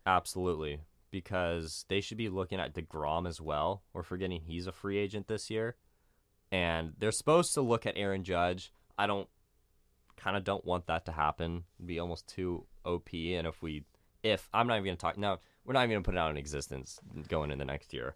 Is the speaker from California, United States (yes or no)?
yes; San Diego, California, United States; I'm from San Diego